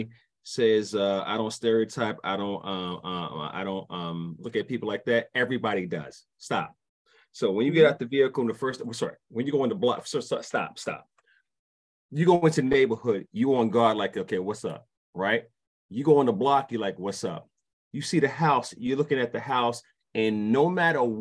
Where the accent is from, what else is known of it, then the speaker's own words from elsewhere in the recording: New York City, New York, United States; also born or lived in DeKalb County, Georgia; now in Georgia, United States; I'm from Brooklyn